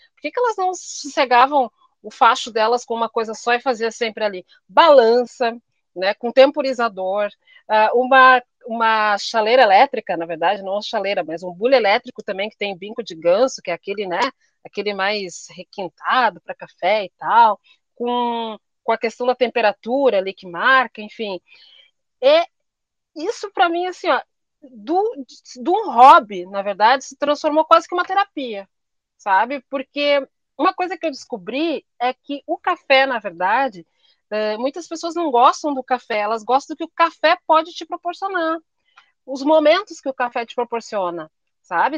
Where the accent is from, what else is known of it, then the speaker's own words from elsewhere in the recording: Brazil; a gente é brasileiro